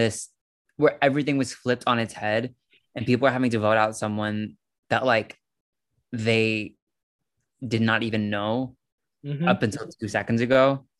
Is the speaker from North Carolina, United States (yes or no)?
yes; North Carolina, United States; moved away; I'm from North Carolina originally.